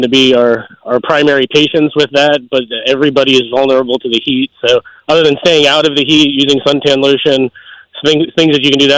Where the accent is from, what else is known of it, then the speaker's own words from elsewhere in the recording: Maryland, United States; moved away as an adult; also born or lived in Delaware; now in Pennsylvania, United States; Originally from Maryland. From Maryland, ended up in Delaware for a few years before coming to Pennsylvania for my residency.